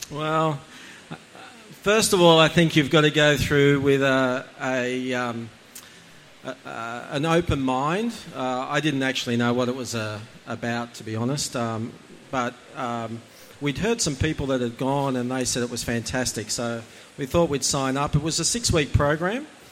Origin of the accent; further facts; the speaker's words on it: Gosford, New South Wales, Australia; also born or lived in Umina Beach, New South Wales / Indonesia / Hong Kong / Vietnam; I was born in Gosford Hospital